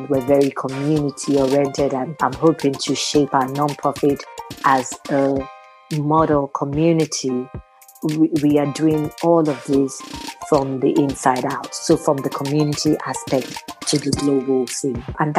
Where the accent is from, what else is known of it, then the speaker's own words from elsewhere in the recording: Osun, Nigeria; moved away as an adult; now in United States; I am Nigerian from Osun State. I relocated to the US in July of 2017, so I'm very new to the scene.